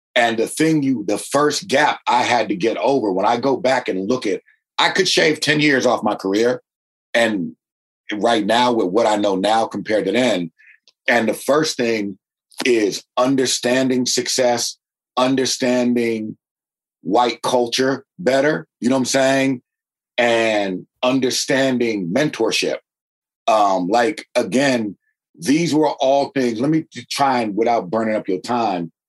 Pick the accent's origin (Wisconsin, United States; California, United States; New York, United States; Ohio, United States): California, United States; Berkeley; I'm from Berkeley, right next door to uh, uh, Oakland, and grew up in a very very working class, old school working class neighborhood.